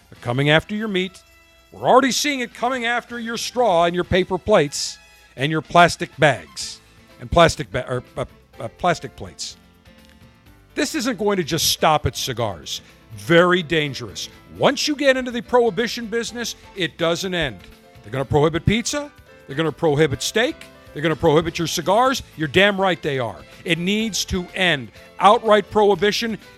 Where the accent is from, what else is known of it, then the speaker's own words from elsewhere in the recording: Baltimore, Maryland, United States; accent: Baltimore; I'm from Baltimore, Maryland.